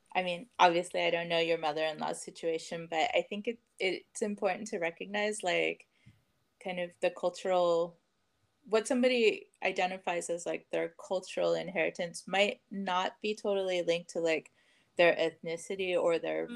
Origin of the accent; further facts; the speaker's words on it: Richmond, California, United States; I grew up in Richmond, California, just uh, just north of here